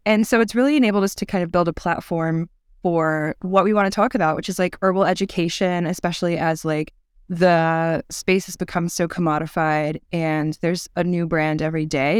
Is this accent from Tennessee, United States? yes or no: yes; Chattanooga, Tennessee, United States; I am from Chattanooga, Tennessee, which is a beautiful town in a bowl of foothills in the Southern Appalachian mountain range. And I grew up here